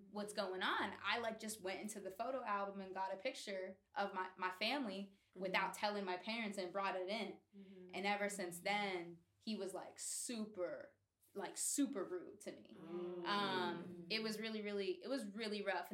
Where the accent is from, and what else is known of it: Oakdale, Pennsylvania, United States; born or raised there; also born or lived in New York City